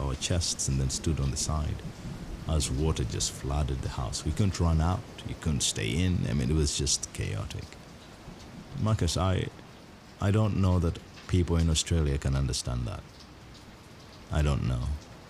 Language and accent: English; Uganda; I come from the Bagisa tribe, and across Uganda, we are known for shoulder dancing.